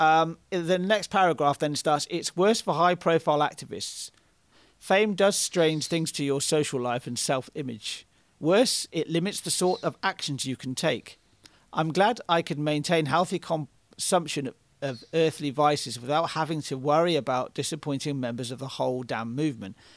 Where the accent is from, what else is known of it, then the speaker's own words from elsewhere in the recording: United Kingdom; I'm British